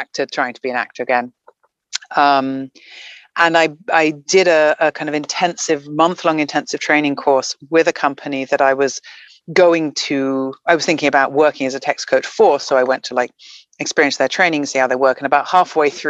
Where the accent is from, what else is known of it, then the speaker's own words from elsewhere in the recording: Guernsey; moved away; I'm from a little island called Guernsey, which is off the coast of France and England, kind of between France and England, in the Channel Islands. My parents are English. And so I was born there, grew up